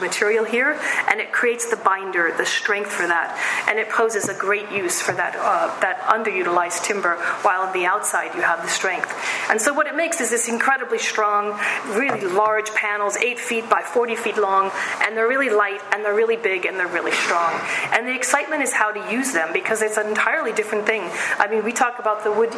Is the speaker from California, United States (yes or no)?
no; Seattle, Washington, United States; I am from Seattle, and I'm also a third-generationer Pacific Northwesterner, and it's relevant for a lot of reasons, but mostly because I grew up in the woods or very near the woods